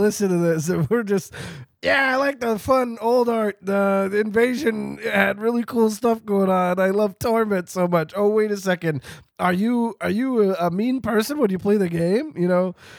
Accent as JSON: {"language": "English", "country": "Canada", "said": "I'm Canadian."}